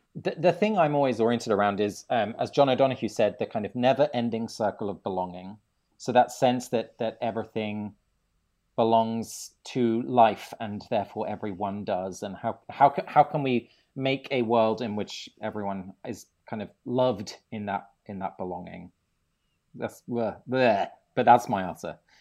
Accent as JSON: {"language": "English", "region": "England", "country": "United Kingdom", "tie": "born or raised there", "said": "I grew up in England, uh, although my family is Dutch. Both my parents are from Holland"}